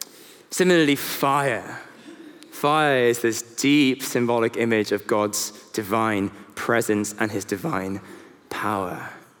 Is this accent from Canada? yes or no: no; South Korea; now in London, United Kingdom; So I am a son, I'm a husband, I'm a South Korean, I am a Londoner